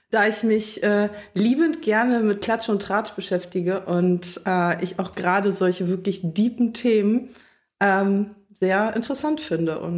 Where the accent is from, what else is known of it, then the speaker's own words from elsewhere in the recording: Berlin, Germany; ich bin 29, äh, bin in Berlin geboren, hier aufgewachsen, ähm, tatsächlich auch hier in Neukölln.